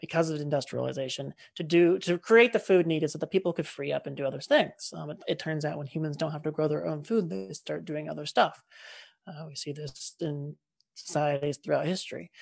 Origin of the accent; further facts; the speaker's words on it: California, United States; we're both from California